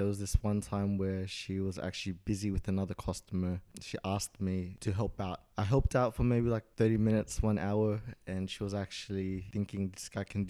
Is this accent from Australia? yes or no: yes; Sydney, New South Wales, Australia; I'm also from Sydney. I'm 27.